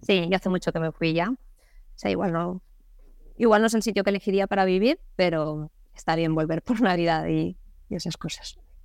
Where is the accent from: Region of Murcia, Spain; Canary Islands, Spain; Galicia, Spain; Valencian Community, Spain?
Valencian Community, Spain; Burriana; moved away; Burriana, que es mi pueblo, en Castellón